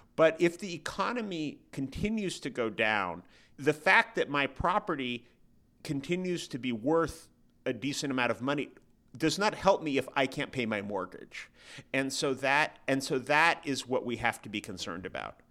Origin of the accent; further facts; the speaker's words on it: San Francisco, California, United States; San Francisco, which is my hometown